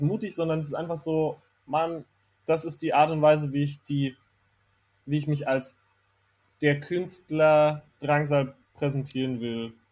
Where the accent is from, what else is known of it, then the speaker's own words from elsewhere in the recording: Herxheim bei Landau, Rhineland-Palatinate, Germany; moved away as an adult; also born or lived in Kandel; ich bin in Kandel geboren, weil in Herxheim bei Landau in der Pfalz, wo ich aufgewachsen ah. bin, gibt es kein Krankenhaus